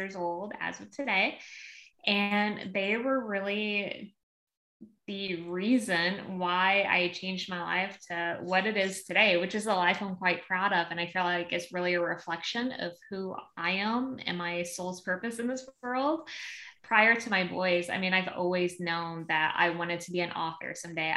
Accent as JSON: {"language": "English", "region": "Southern Missouri", "country": "United States", "also_born_or_lived": "Illinois", "moved": "yes", "lives_now": "Nashville, United States", "said": "Currently, we are living outside of Nashville, but I am originally from Southern Missouri, and then most recently lived in Illinois. So Midwest, United States girl"}